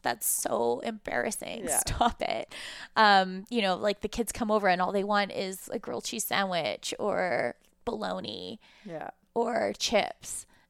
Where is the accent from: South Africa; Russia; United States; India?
Russia; now in Canada; coming from Russia at the time that I did, and not having that same, I guess, childhood or background as the Canadian Jews that were in the school at the time was really challenging.